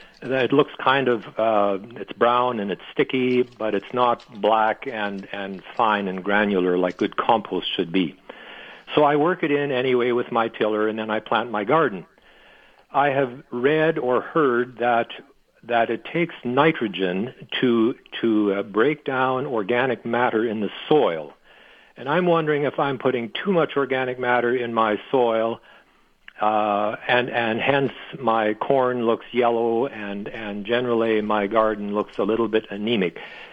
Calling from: Steinbach, Manitoba, Canada

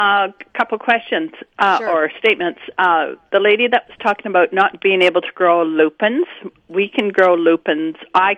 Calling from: Deloraine, Manitoba, Canada

